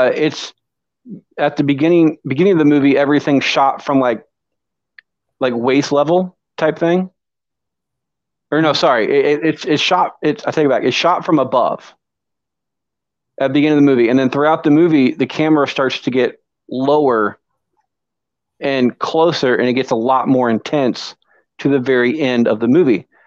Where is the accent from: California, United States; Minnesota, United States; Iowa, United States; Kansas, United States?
Iowa, United States; Ottumwa; I am a thespian from Troop 615 down here in Tumwa, Iowa